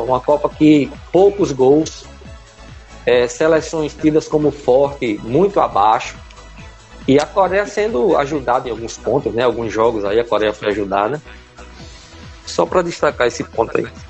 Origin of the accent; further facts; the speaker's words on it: Brazil; como brasileiro